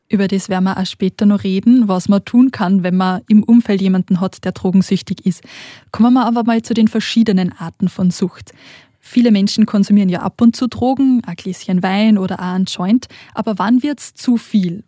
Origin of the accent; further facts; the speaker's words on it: Austria; Bei uns in Österreich nennt man das so